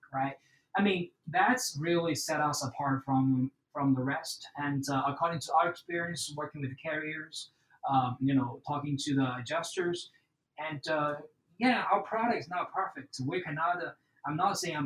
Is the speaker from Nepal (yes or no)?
no; China; now in Houston, United States; I grew up in China. I have a very good education and family background right there